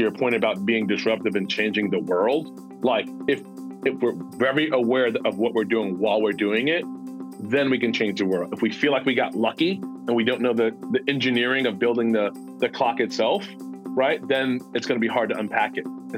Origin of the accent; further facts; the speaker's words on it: New York City, New York, United States; moved away; growing up in Queens, New York, specifically a neighborhood called Ravenswood